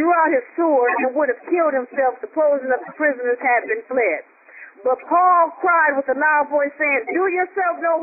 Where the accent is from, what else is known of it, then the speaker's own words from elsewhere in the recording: Southern California, United States; I'm from Southern California. I've been in some earthquakes